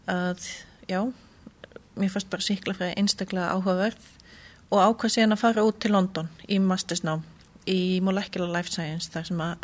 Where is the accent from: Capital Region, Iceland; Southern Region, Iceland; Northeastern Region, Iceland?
Southern Region, Iceland; Hveragerði; Ég ólst upp í Kvergerði og hérna fór í fjölbrotaskólanum á Suðurlandi.